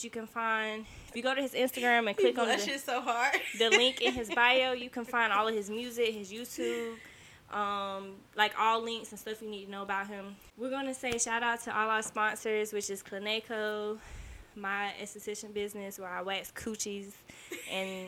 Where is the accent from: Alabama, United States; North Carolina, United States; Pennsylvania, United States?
North Carolina, United States; Hollister; I'm from Hollis, North Carolina, a very small community